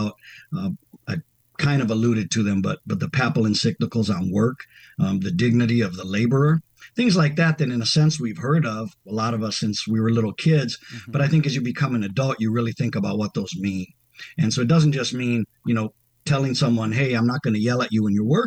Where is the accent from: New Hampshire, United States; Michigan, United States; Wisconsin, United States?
Wisconsin, United States; southern; also born or lived in Washington State; now in Chicago, United States; I grew up partly in the Midwest, mainly southern Wisconsin, and then also the Northwest. Spent some years in Washington State.